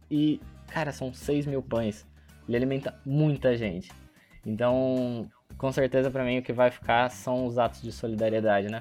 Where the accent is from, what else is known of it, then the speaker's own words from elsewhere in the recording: Brazil; como um bom brasileiro que sou